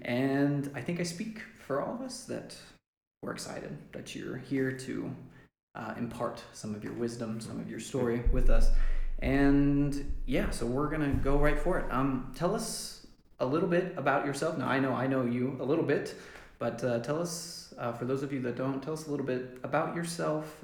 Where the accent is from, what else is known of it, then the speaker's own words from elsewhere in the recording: Lubbock, Texas, United States; moved away as an adult; now in Malawi; moved back to the States in Lubbock, where I was from